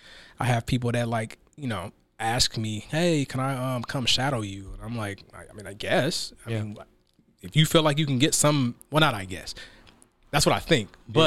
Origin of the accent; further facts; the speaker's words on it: Seattle, Washington, United States; I mean, I'm from Seattle, so you know, went to, you know, elementary school, high school, college, all here in Seattle. So I'm very much a product of Seattle.